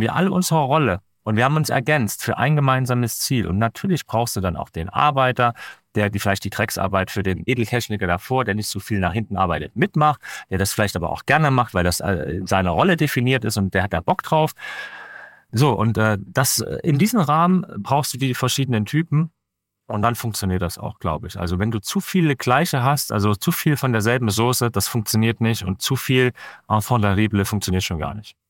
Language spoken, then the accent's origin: German; Leipzig, Saxony, Germany; ich bin Leipziger